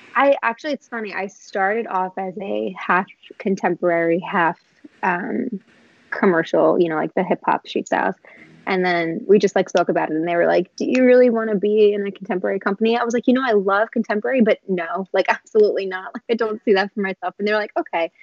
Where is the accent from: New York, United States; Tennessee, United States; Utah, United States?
New York, United States; New York City; I'm from Queens, New York.